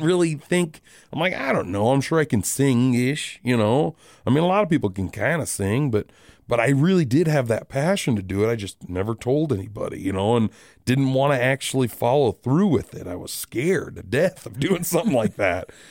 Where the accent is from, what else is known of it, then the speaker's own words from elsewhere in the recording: Rapid City, South Dakota, United States; I am born and raised in Rapid City.